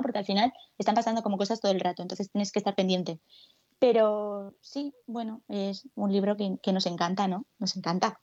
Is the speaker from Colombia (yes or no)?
no; Alicante, Valencian Community, Spain; moved away as an adult; now in Madrid, Spain; cuando yo me vine aquí a Madrid hace cuatro años, porque yo soy de Alicante